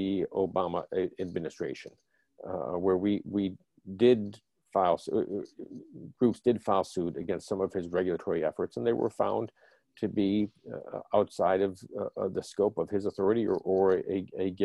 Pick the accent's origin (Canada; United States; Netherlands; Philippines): United States; Western New York; I grew up actually in Western New York, and Jack Kemp was my congressman growing up